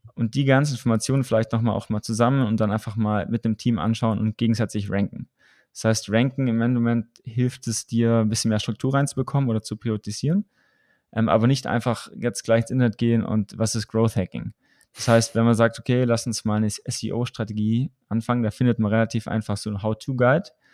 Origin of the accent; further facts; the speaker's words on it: Southern Germany, Germany; im süddeutschen Raum, wo ich herkomme